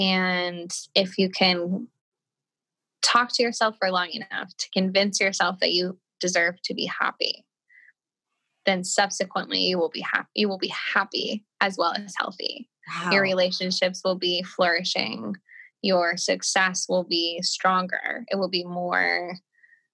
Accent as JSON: {"language": "English", "region": "Colorado", "country": "United States", "tie": "born or raised there", "moved": "yes", "lives_now": "California, United States", "said": "I grew up in Colorado"}